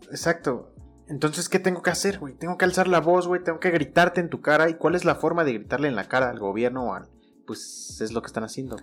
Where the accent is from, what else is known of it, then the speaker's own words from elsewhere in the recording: Mexico; uno como mexicano